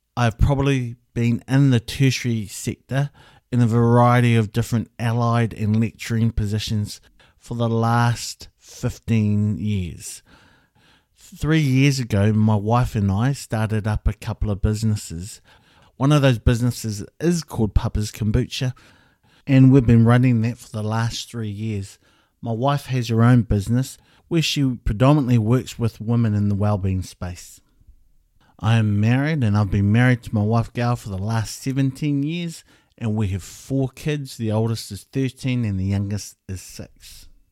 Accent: Hamilton, Waikato, New Zealand; also born or lived in Wellington; I was born in Hamilton

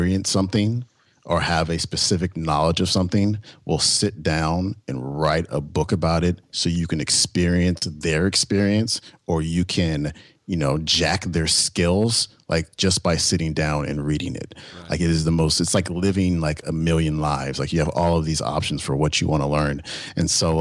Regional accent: Bay Area, California, United States; now in San Diego, United States; I'm from the Bay Area.

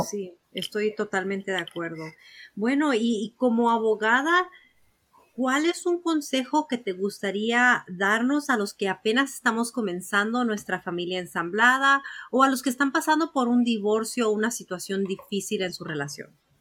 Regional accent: Mexico; moved away; en México, de donde yo soy, de donde yo nací

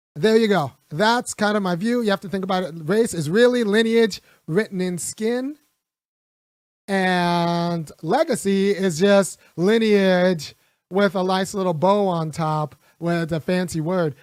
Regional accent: California, United States; I grew up in California

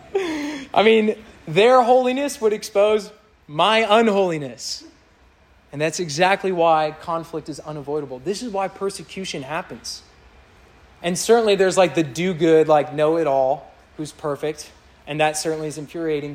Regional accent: Kansas City, Missouri, United States; moved away; I grew up in Kansas City.

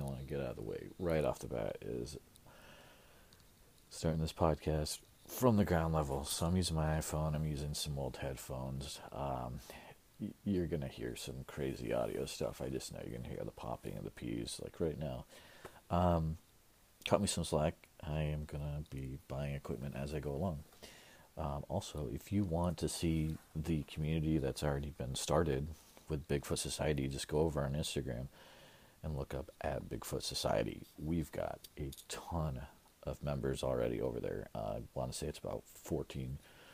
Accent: Central Iowa, United States; I'm personally from Central Iowa

